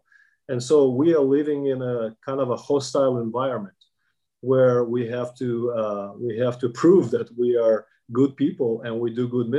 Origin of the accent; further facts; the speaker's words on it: Kazakhstan; English is a second language; If you visit Kazakhstan, which is my home country, you hear more and more people speak Kazakh language